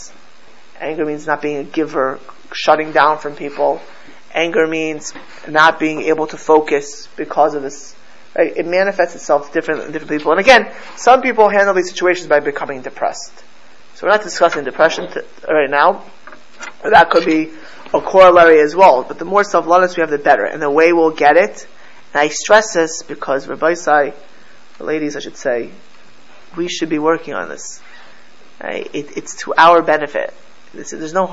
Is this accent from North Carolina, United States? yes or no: no; Miami Beach, Florida, United States; I grew up in South Florida